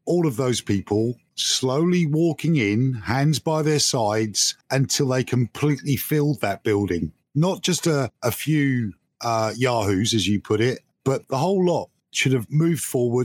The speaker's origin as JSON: {"language": "English", "country": "United Kingdom", "said": "You know, I'm a Brit, and I shouldn't be concerned."}